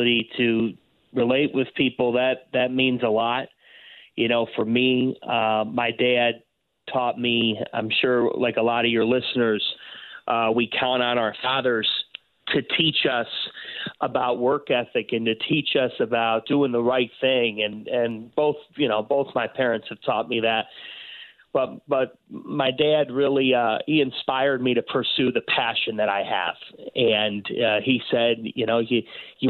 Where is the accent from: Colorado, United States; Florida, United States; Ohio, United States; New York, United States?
Ohio, United States; Cleveland; I grew up in Cleveland